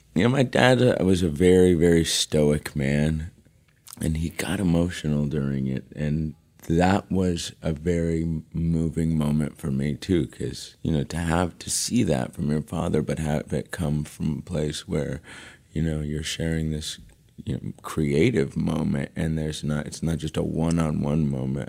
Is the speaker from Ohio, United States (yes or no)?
no; Los Angeles, California, United States; I'm born and raised in Los Angeles, actually, one of the rare ones